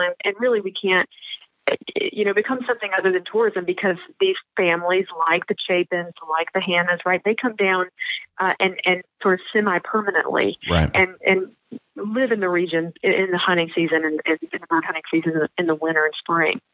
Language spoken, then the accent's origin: English; the South, United States; I'm from the South